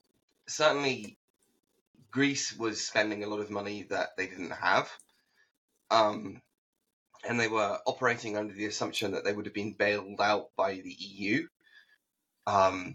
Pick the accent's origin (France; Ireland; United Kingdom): United Kingdom; now in Tokyo, Japan; as a Brit